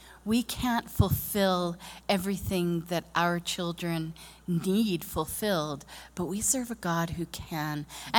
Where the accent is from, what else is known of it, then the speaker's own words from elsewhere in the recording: Japan; I grew up in Japan.